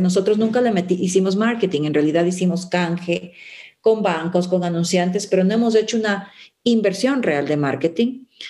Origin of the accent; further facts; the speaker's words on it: Ecuador; also born or lived in Cumbayá, Quito; como ecuatorianos